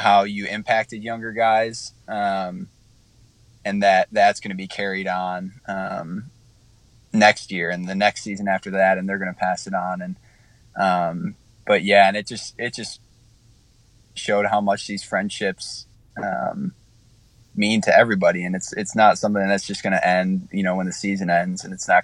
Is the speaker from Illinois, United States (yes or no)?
yes; Illinois, United States; moved away; I grew up in Illinois